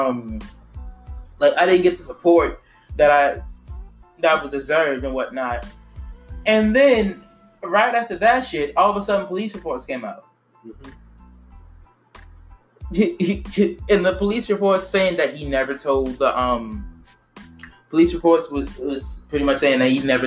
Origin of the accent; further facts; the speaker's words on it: United States; We're African. We're American African.